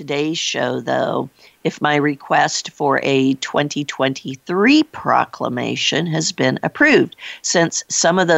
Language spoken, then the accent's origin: English; Iowa, United States; my home state of Iowa